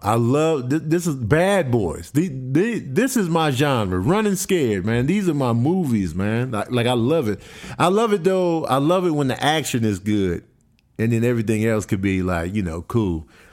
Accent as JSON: {"language": "English", "town": "Chicago", "region": "Illinois", "country": "United States", "also_born_or_lived": "Grand Rapids, Michigan", "said": "a kid from Chicago"}